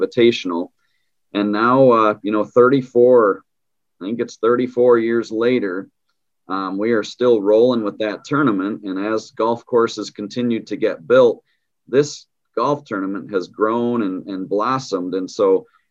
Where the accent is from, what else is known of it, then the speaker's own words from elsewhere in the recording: Muskegon, Michigan, United States; I'm actually a West Michigan guy. I'm from Muskegon